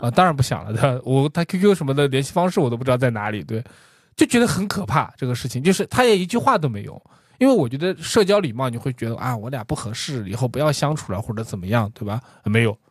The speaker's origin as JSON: {"language": "Chinese", "country": "China", "said": "我们中国人是有缺失的"}